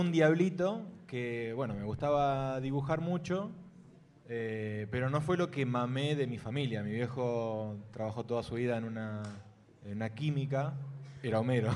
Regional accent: Arroyo Seco, Santa Fe, Argentina; vengo de una ciudad que se llama Arroyo Seco

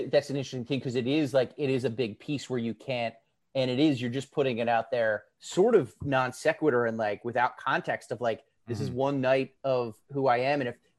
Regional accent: Pennsylvania, United States; I grew up in Pearl Jam, Pennsylvania. Very small town. People don't know it. It's not really incorporated anymore.

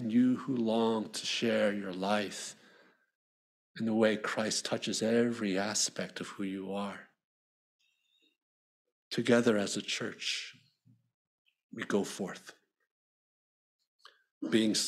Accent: Philadelphia, Pennsylvania, United States; when I was growing up in Philly

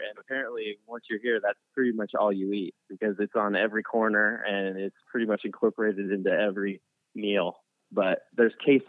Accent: Puyallup, Washington, United States; moved away as an adult; also born or lived in Seattle, Washington; now in Austin, United States; I was born in Seattle and lived most of my life like in the South End, Puyallup.

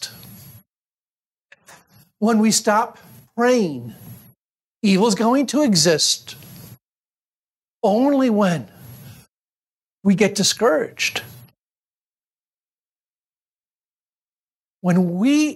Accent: Syracuse, New York, United States; I grew up in Syracuse, New York

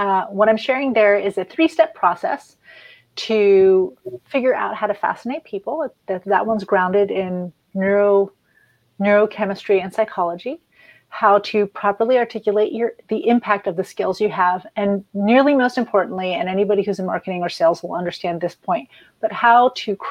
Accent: France; now in United States; I grew up in France

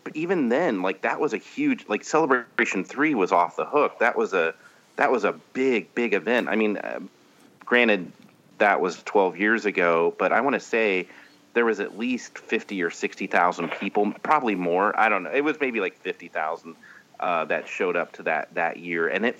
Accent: Indianapolis, Indiana, United States; I'm from Indianapolis, Indiana. That's where I was born and raised.

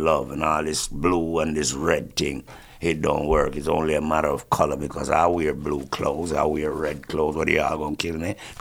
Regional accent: Kingston, Kingston Parish, Jamaica; now in Canada; I'm from Rockford, Coal Gangster City, you know, Jamaica, Kingston

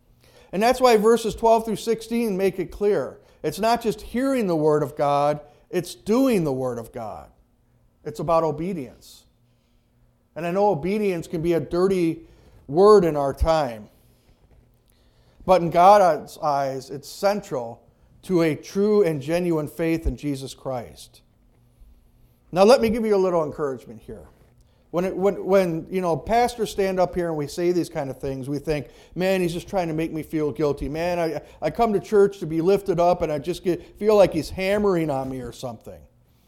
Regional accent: Kenosha, Wisconsin, United States; Most of you know I came from Kenosha, and Kenosha is a huge Union city.

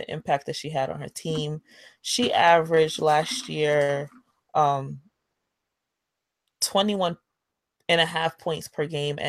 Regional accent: New York, United States; I'm a New Yorker

